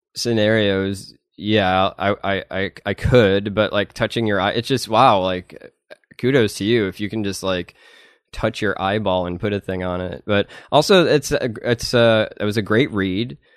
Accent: Madison, Wisconsin, United States; moved away; I'm from Madison, Wisconsin. Um, and then, my parents lived in this little redneck town

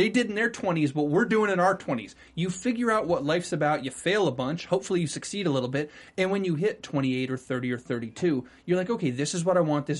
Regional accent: North Carolina, United States; moved away; You're talking to two North Carolinians now.

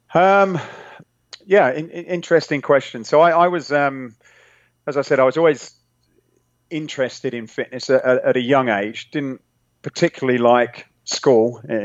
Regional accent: England, United Kingdom; accent: British; moved away as an adult; now in California, United States; I'm I'm originally from England, nice. um, but living now in uh, sunny California

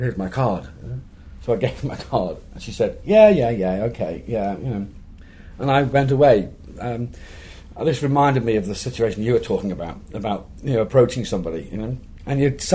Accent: Liverpool, North West England, United Kingdom; my hometown of Liverpool.

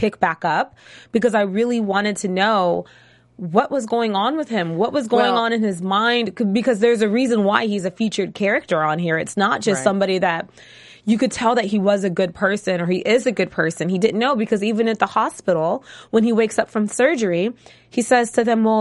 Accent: Los Angeles, California, United States; I grew up in L.A.

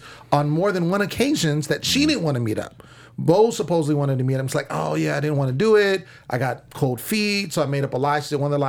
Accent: Sacramento, California, United States; now in Los Angeles, United States; I'm from SAC. I'm a Kings fan

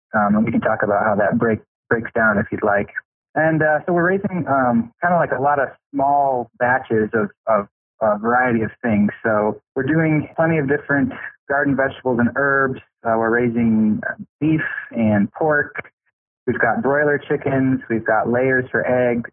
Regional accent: Detroit, Michigan, United States; moved away; I was born in Detroit, Michigan, actually, and and, and but we had an acre of ground, and my mother raised rabbits

